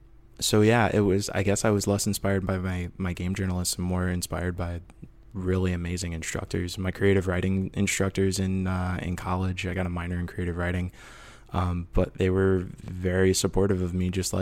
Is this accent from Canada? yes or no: no; Midwest, United States; now in Portland, United States; because I'm from the Midwest, and I didn't realize how different it was until I started living out here in Portland.